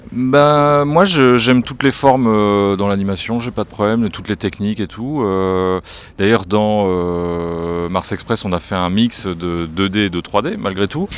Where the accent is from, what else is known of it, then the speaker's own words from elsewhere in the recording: France; chez nous en France